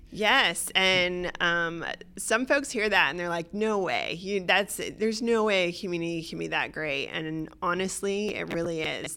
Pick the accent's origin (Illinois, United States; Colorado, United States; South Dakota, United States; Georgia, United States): Georgia, United States; Atlanta; moved away as an adult; also born or lived in Boston / Australia; I was born and raised in Atlanta